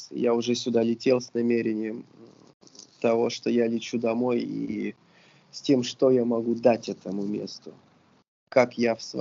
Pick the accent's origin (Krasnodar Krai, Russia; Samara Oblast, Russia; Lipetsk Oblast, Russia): Krasnodar Krai, Russia; Sochi; now in Saint Petersburg, Russia; Несмотря на то, что я не коренной петербуржец, Питер это абсолютно мой город, и я когда как только я приехал в Питер, я приехал еще и там путешествие было интересно. Я приехал из Сочи.